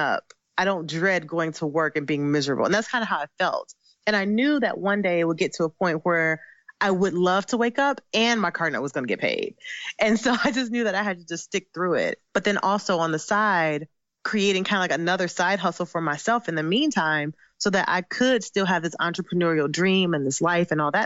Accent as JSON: {"language": "English", "region": "Ohio", "country": "United States", "also_born_or_lived": "Michigan", "moved": "as an adult", "said": "I'm originally from Ohio. So I was moved to Michigan"}